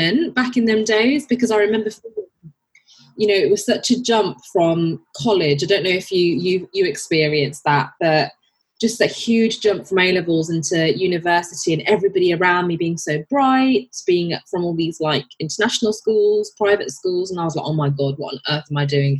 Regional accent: Birmingham, West Midlands, United Kingdom; moved away as an adult; now in London, United Kingdom; I was born and brought up in Birmingham

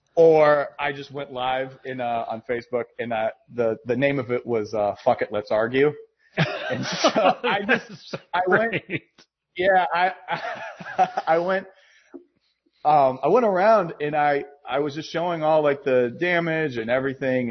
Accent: Massachusetts, United States; I'm from Massachusetts

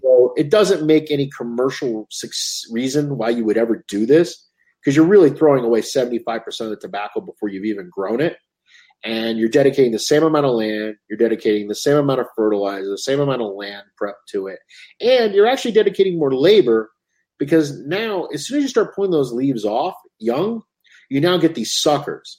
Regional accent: United States; as an American

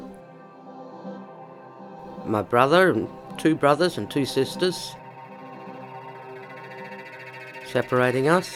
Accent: Koonibba Mission, South Australia, Australia; also born or lived in Ceduna, South Australia; My story actually started on Kuniba Mission. I was born there, delivered by my grandmother, and I grew up my first 10 or 11 years on that mission.

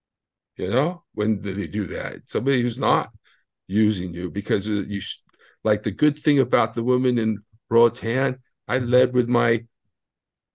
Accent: United States; I'm American

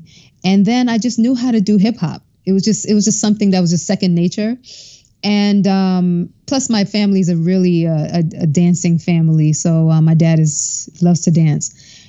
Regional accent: Brooklyn, New York, United States; And so I was born in Crown Heights, Brooklyn, and then we moved to Canarsie, Brooklyn, where I went to high school, junior high school.

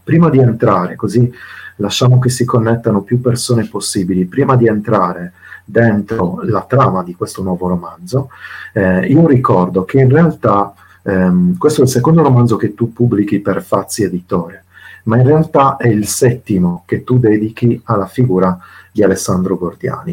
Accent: Sardinia, Italy; nella mia terra, peraltro in Sardegna

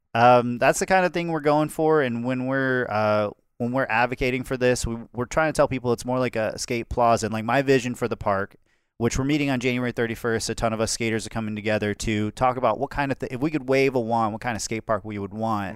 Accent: Calhoun County, Florida, United States; I grew up in Florida, but it was the mo, like, the most rural area, the lowest population in Florida, Calhoun County.

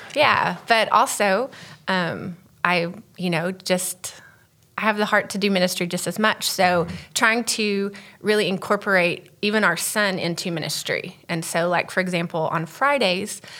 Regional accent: Texas, United States; so I'm from Texas. Um, my dad is a pastor, so I grew up as a PK.

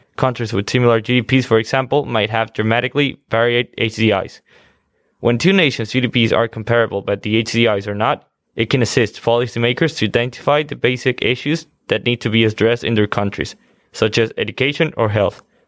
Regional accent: Quito, Pichincha, Ecuador; moved away; I'm from Quito, Ecuador

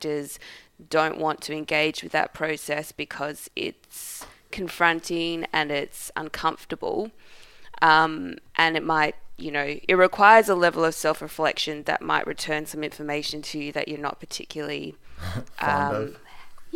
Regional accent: Australia; I am just an Australian

